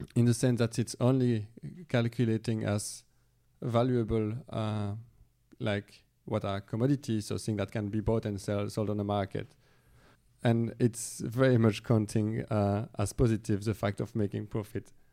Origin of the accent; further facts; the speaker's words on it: Belgium; moved away; I'm from Belgium, originally